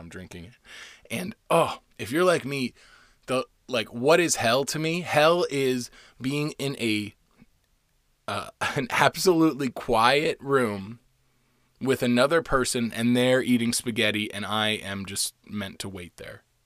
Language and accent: English; Florida, United States; now in Los Angeles, United States; I'm half Puerto Rican and I'm from Florida